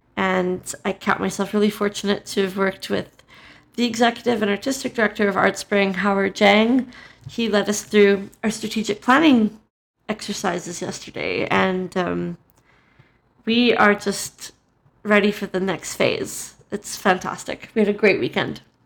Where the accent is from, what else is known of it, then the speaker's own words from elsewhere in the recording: Calgary, Alberta, Canada; We're both from Calgary